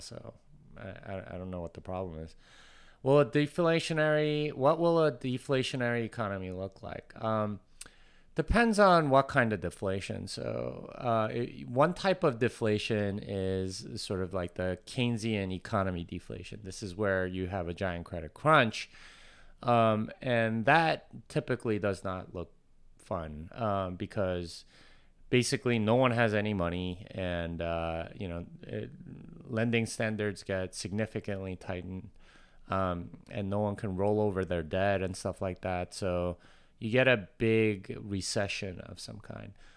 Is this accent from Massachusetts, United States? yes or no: no; Texas, United States; I'm from Texas, and I want people to know that I'm from Texas